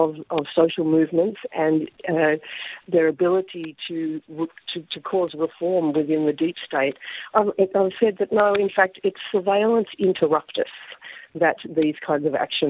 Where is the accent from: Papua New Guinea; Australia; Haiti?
Australia; as Australian citizens